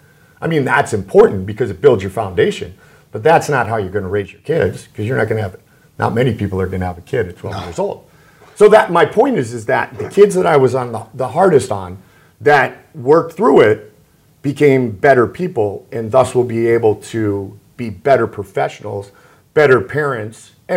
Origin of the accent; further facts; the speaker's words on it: Sarasota, Florida, United States; a broadcaster just growing up in Sarasota, Florida, you know, on the air for the first time, covering the Buccaneers